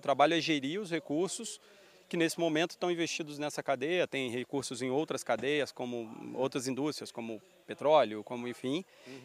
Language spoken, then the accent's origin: Portuguese; Rio de Janeiro, Brazil; accent: carioca; eu ser carioca, da minha família morar no Rio